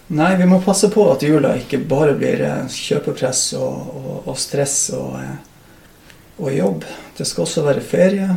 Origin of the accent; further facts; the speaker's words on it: Oksfjord, Troms, Norway; moved away as an adult; also born or lived in Kvænangen / Reinfjord; now in Skjervøy, Norway; Så det er Oksfjord jeg vokste opp, og som jeg anser at jeg kommer ifra.